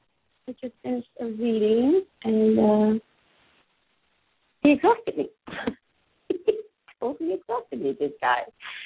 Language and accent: English; New York City, New York, United States; I come from Staten Island, so I'm around all these Italians.